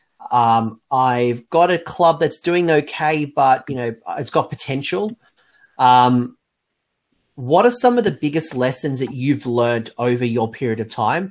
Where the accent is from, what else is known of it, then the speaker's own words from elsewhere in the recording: Glen Innes, New South Wales, Australia; when I grew up in Glen Innes, which is a very, very, very small town in New South Wales